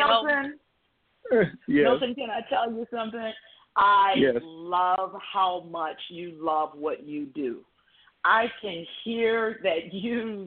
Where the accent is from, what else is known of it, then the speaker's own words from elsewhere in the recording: rural Georgia, United States; I'm from Georgia. I'm from the very rural part of Georgia.